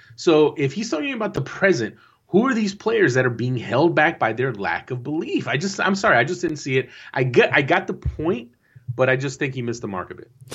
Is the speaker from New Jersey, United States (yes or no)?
yes; New Jersey, United States; I am from Jersey